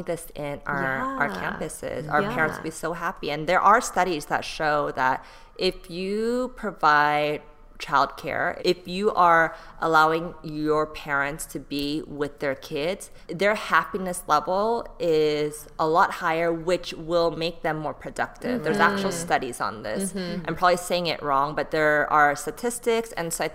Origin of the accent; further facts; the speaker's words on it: Bay Area, California, United States; also born or lived in Texas / Seoul, South Korea; now in Los Angeles, United States; I grew up in the Bay Area